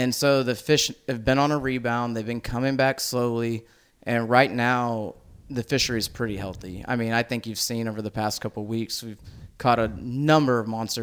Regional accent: Fort Bend County, Texas, United States; I grew up in Fort Bend County

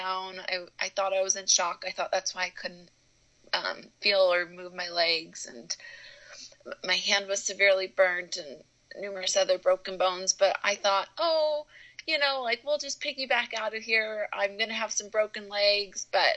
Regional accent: Chicago, Illinois, United States; moved away as an adult; now in Logan, United States; I'm from Chicago, so I didn't have time to fly home to see my family

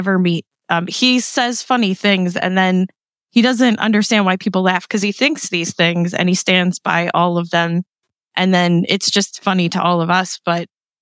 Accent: East Coast, United States; we're here from the East Coast

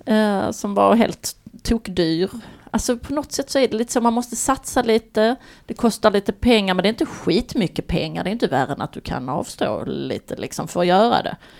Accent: Baskemölla, Skåne, Sweden; min gamla bästa kompis och barndomsvän kan man säga. Eh, från Baskemölla där vi kommer från på Österlen

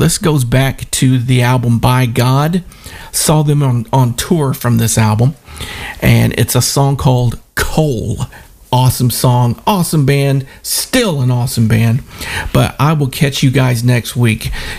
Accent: the South, United States; accent: southern; I know my southern accent comes through sometimes, but I really didn't want to sound like one of these good old boys from around here and in nowhere Tennessee, southeast Missouri, northeast Arkansas.

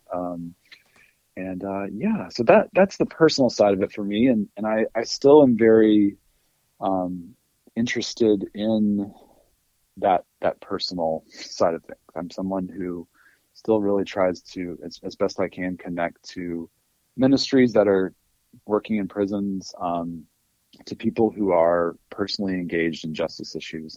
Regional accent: North Alabama, United States; moved away as an adult; also born or lived in Illinois / North Carolina; now in Boston, United States; originally from Alabama. I grew up in North Alabama

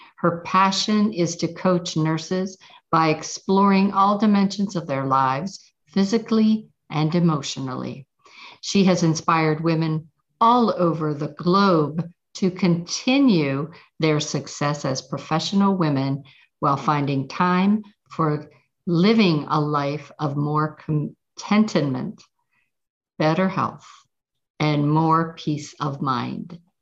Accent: Pittsburgh, Pennsylvania, United States; moved away; I'm from Pittsburgh

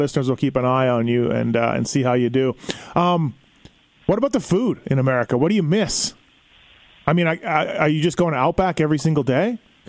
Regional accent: Canada; moved away; also born or lived in California; I'm Canadian

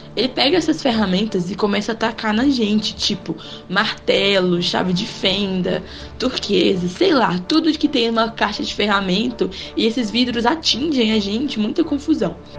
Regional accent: Dionísio, Minas Gerais, Brazil; na minha cidade natal. Lá é um lugar bem pequeno, assim, no é interior de Minas Gerais, só existe 7 mil votantes. Ela chama Dionísio

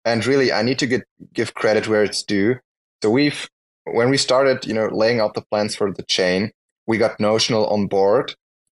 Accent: Germany; I'm from Germany

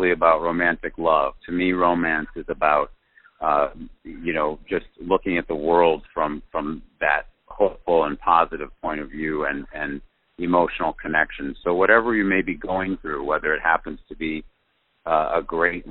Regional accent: Cleveland, Ohio, United States; moved away; also born or lived in California; I am from Cleveland, Ohio.

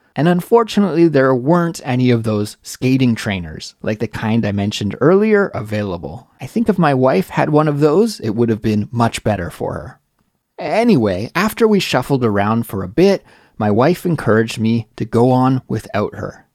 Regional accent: Canada; moved away as an adult; now in Seoul, South Korea; Growing up in Canada

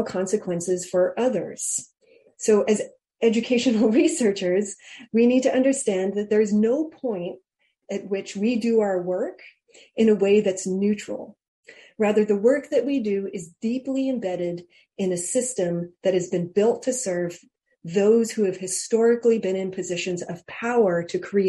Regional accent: Hawaii, United States; moved away as an adult; also born or lived in Georgia; I was raised in Hawaii on an outer island out in the middle of the Pacific

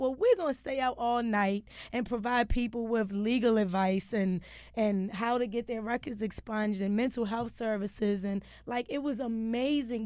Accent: Baltimore, Maryland, United States; I'm from West Baltimore

